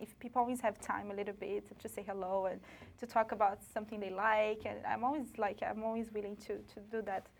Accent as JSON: {"language": "English", "area": "Amazon region", "region": "Rondônia", "country": "Brazil", "tie": "born or raised there", "moved": "yes", "lives_now": "Brooklyn, United States", "said": "I was raised in Amazon, like a region. There is a state called Rondônia."}